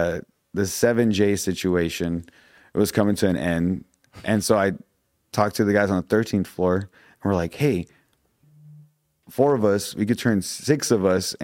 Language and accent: English; Topanga, California, United States; Oh, I come from Topanga. I'm like, oh, what? The Topanga, Cahuenga, you know, whatever.